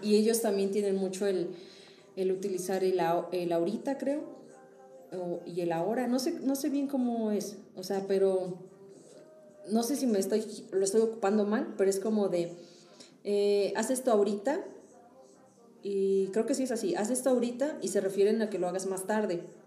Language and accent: Spanish; Mexico; nosotros como mexicanos sí somos muy de vas a lo que vas